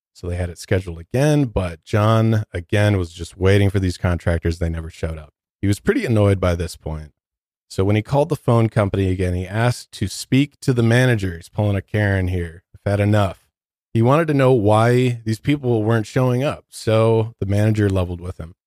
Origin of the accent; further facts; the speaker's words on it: Detroit, Michigan, United States; now in Denver, United States; I'm from Detroit